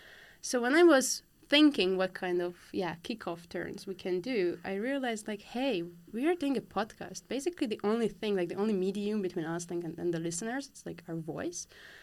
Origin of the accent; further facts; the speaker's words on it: Hungary; moved away; I'm from Hungary.